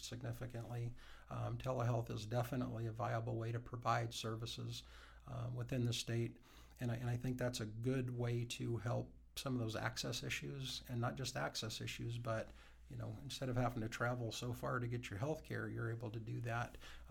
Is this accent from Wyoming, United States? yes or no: yes; Wyoming, United States; also born or lived in Montana; I've been, like I said, been in Wyoming most of my life.